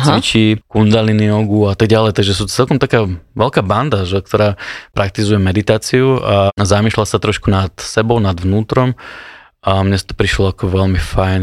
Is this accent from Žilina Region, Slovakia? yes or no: yes; Rosina, Žilina Region, Slovakia; som vyrastal v, v Rosine, pri Žilvine